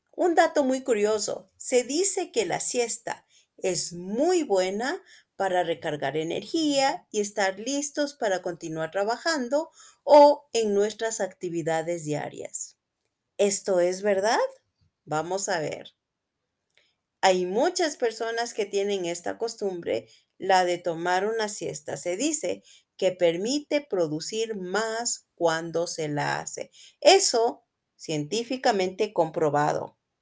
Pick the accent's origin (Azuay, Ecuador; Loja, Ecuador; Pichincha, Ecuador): Pichincha, Ecuador; Quito; soy de Quito, Ecuador